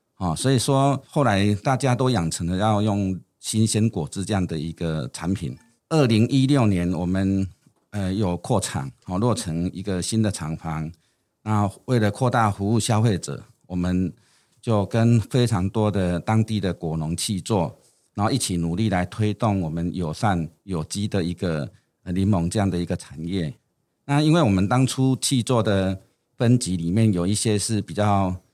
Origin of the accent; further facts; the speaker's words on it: Yunlin County, Taiwan; 我出生在云林的一个很乡下的地方